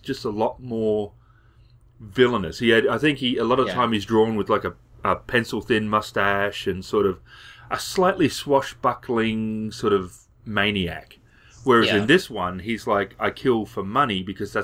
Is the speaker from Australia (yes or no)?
yes; Australia; as an Australian